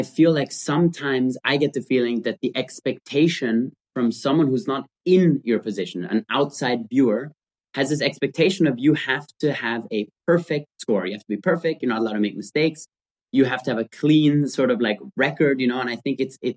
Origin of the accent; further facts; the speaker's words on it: Austria; we grew up in Austria